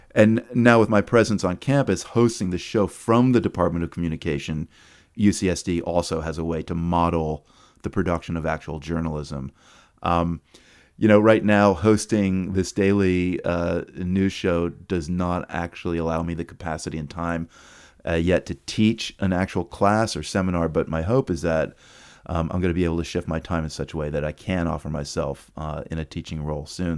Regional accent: Chapel Hill, North Carolina, United States; also born or lived in New York City; We moved from New York City when I was, uh, six to North Carolina. And although Chapel Hill was a university town

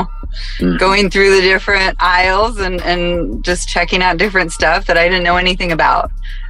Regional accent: Spokane, Washington, United States; Grew up in Spokane, Washington.

